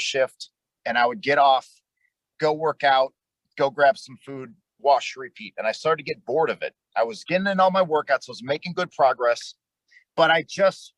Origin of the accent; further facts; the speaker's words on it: Detroit, Michigan, United States; moved away as an adult; also born or lived in North Dakota; now in Texas, United States; I grew up in Detroit, Michigan. When I was 18, I joined the United States Air Force. They sent me down here to Texas.